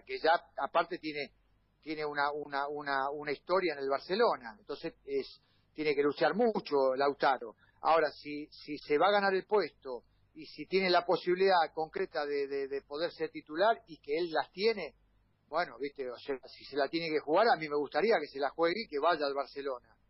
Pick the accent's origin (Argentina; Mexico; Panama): Argentina; somos argentinos